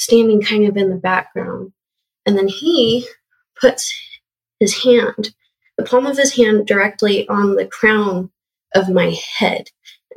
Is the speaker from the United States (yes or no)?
yes; Western Colorado, United States; I grew up in Western Colorado